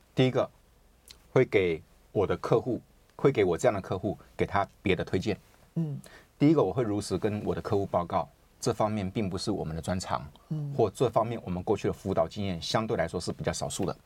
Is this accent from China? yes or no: no; Taiwan; 我们台湾人就是比较会，比较可能自信心没有那个那么强